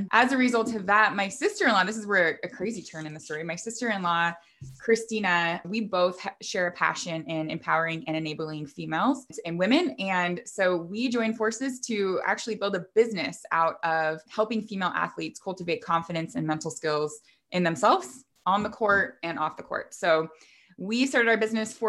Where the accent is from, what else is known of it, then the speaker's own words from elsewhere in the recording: Vancouver, Washington, United States; moved away as an adult; my husband and I relocated back to where we grew up here in Vancouver, Washington